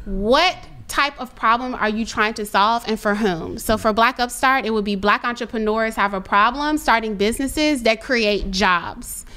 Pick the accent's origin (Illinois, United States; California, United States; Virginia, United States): Virginia, United States; Richmond; I'm from Richmond